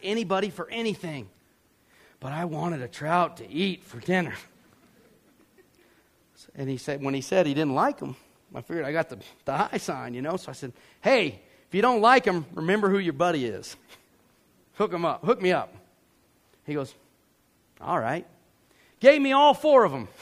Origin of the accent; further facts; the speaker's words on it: Georgia, United States; I'm from Georgia